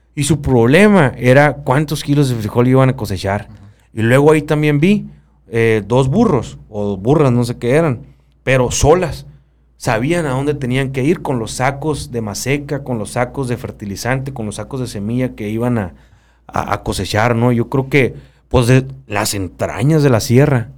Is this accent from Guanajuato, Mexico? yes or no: no; Sonora, Mexico; como sonorense